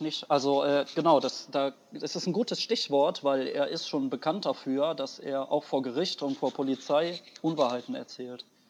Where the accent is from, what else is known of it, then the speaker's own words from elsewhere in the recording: Wuppertal, North Rhine-Westphalia, Germany; also ich komme eigentlich aus Wuppertal, ich bin Wuppertaler.